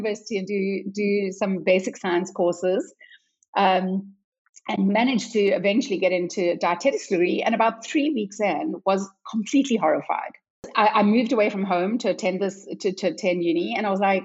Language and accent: English; South Africa; moved away as an adult; also born or lived in London; because I'm South African